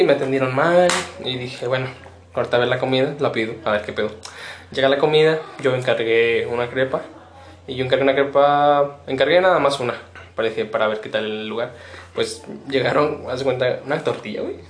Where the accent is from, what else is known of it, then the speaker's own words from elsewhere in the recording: Pénjamo, Guanajuato, Mexico; somos de, somos de una de Guanajuato, de una entidad de Guanajuato que se llama Penjum Este